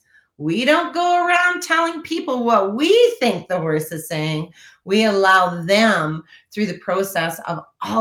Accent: Saskatchewan, Canada; I love being from Saskatchewan

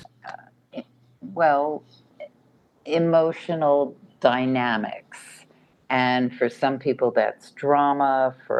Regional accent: New York, United States; moved away; being a New Yorker is a special day. Even though I don't live in New York anymore

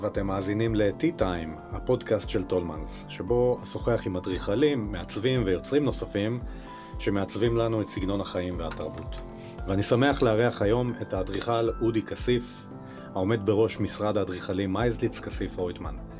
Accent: Beersheba, Southern District, Israel; גדלתי בשכונה הצמודה

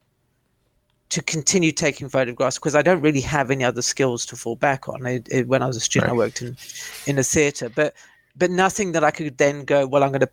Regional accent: South Africa; now in United Kingdom; as a youngster growing up in South Africa

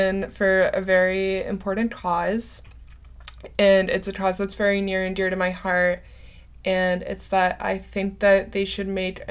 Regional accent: Canada; I'm a Canadian

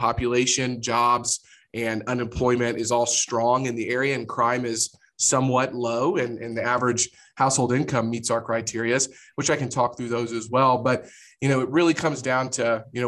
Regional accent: Jefferson City, Missouri, United States; moved away as an adult; now in Kansas City, United States; I grew up in Jefferson City, Missouri, which is the capital of Missouri, but kind of a small town

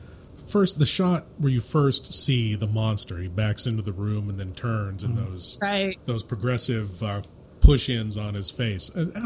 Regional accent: San Francisco Bay Area, California, United States; where I am from, the San Francisco Bay Area

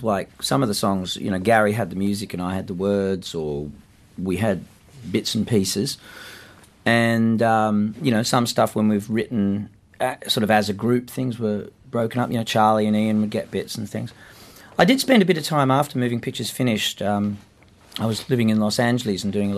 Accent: England, United Kingdom; another Englishman

